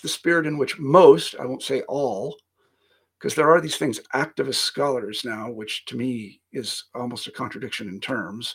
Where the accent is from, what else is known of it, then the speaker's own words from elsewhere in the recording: Kansas, United States; moved away; also born or lived in Iowa; I'm from Kansas originally, not exactly a hotbed of academia